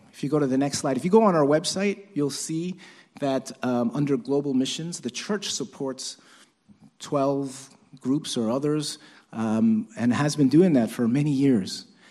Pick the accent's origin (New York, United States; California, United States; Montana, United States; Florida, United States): New York, United States; New York City; I'm Chinese, although my parents were born in Korea, but, uh, but, and I was born in Brooklyn, actually.